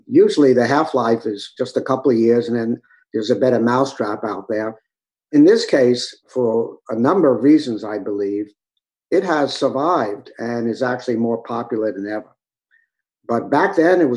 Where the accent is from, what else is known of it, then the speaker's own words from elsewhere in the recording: New York, United States; also born or lived in Southern California; Born and raised in New York